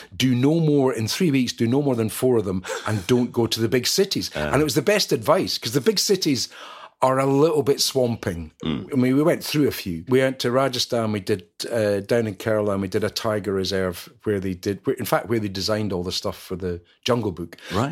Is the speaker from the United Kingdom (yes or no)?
yes; Scotland, United Kingdom; being Scottish